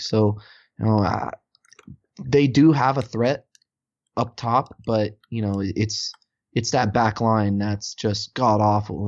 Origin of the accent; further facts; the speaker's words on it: United States; As an American